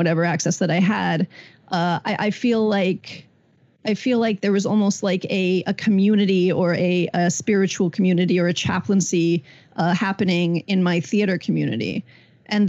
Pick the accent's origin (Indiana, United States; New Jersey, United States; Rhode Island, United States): Indiana, United States; growing up in Indiana in the 90s